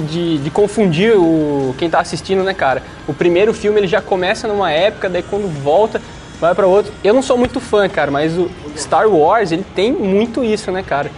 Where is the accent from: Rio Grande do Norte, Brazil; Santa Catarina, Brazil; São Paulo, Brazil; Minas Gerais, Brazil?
São Paulo, Brazil; Taubaté; moved away; lá na minha terra, Taubaté.